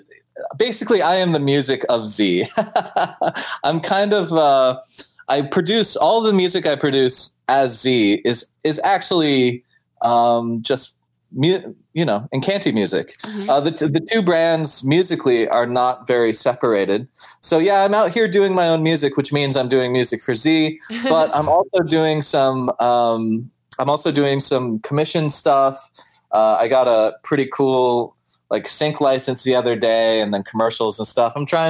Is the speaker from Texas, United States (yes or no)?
no; Alaska, United States; now in United Kingdom; I'm from Alaska originally.